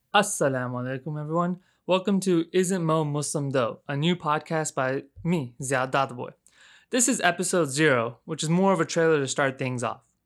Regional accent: Houston, Texas, United States; moved away as an adult; now in Chicago, United States; I was born and raised in Houston, Texas

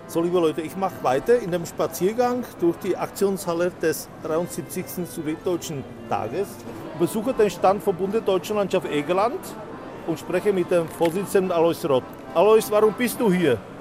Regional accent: North Bohemia, Šluknov Hook, Ústí nad Labem Region, Czechia; accent: North Bohemian dialect; ich komme aus dem Nordbiemschen, aus dem Schlockschen Zippel

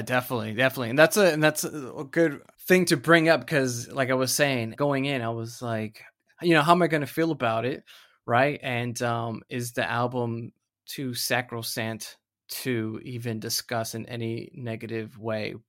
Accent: United States; now in Australia; an American living living here

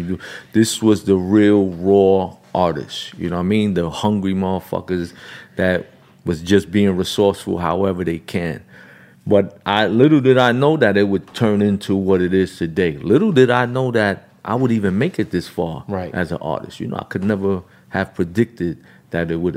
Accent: New York City, New York, United States; I grew up in Brownsville in a projects

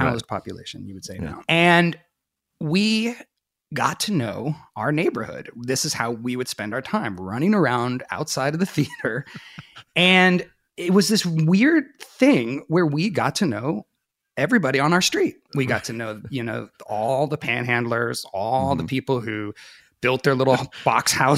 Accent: Sebastopol, California, United States; I grew up outside of Sebastopol, California in Sonoma County, out in the Redwoods

